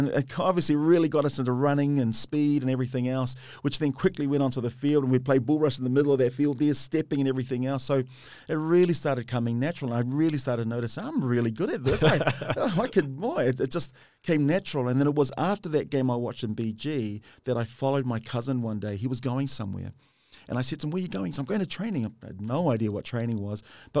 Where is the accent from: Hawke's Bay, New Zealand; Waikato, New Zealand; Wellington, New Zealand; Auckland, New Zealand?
Auckland, New Zealand; Henderson; also born or lived in Samoa; When we came from Samoa, we started in Mangele, we moved then to Kingsland, and from Kingsland to Owairaka, then Owairaka to West Auckland, Henderson, where we did a lot of my growing and schooling as well.